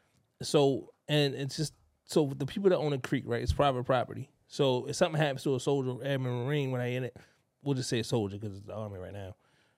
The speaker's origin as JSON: {"language": "English", "town": "Baltimore", "region": "Maryland", "country": "United States", "said": "I'm from Baltimore."}